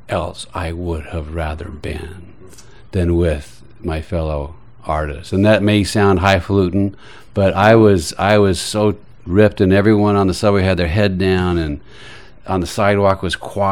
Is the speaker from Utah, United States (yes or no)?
yes; Salt Lake City, Utah, United States; also born or lived in Austin, Texas; now in New York, United States; I was raised Mormon in Salt Lake City